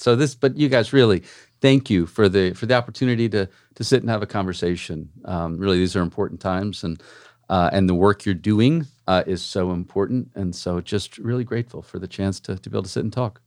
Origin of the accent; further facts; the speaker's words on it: Cambridge, Massachusetts, United States; moved away as an adult; now in Miami, United States; I actually grew up in a town next to Boston in, uh, Cambridge, Mass